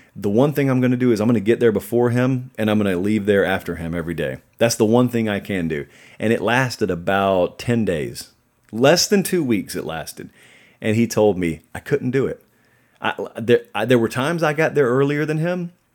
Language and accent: English; Georgia, United States; I grew up in Georgia